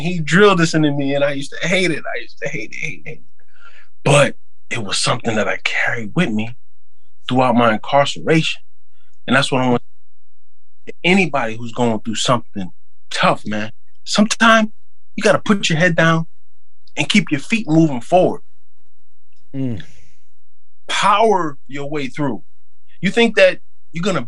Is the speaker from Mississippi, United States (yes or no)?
no; New York, United States; also born or lived in Queens, New York; I'm from New York